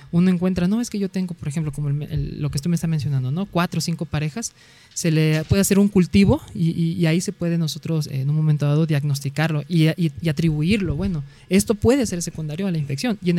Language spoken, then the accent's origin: Spanish; Coatzacoalcos, Veracruz, Mexico; Yo soy de Coatzacoalcos, Veracruz, hasta el sur ah. del estado.